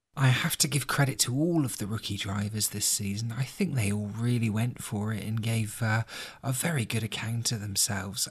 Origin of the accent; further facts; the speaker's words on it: United Kingdom; being a Brit